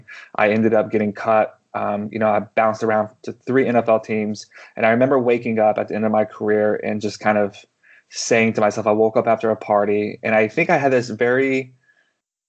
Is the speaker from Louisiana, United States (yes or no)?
no; the panhandle of Texas, United States; moved away; also born or lived in Canada; I grew up in a charismatic movement, in the panhandle of Texas